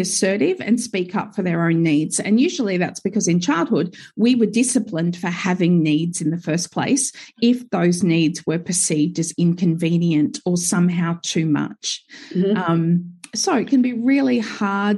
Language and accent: English; Gold Coast, Queensland, Australia; now in Sunshine Coast, Australia; I was born and raised on the Gold Coast.